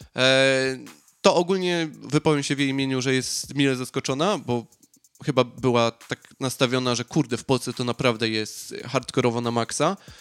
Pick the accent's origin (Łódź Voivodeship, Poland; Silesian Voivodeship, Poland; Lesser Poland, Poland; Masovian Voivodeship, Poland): Silesian Voivodeship, Poland; Piekary Śląskie; moved away; no ja jestem z okolic Katowic, dokładnie z Piekar. Piekary to nie jest jakaś super metropolia, e, zwłaszcza, że tam, gdzie jest mój rodzinny dom